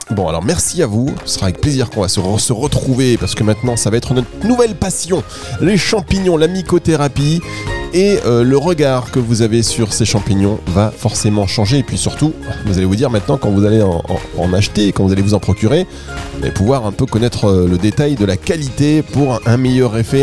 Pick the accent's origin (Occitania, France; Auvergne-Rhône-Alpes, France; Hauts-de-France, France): Hauts-de-France, France; the North; accent: ch'ti; Moi, je suis du Nord, donc tout ce qui est CH, c'est ch'ti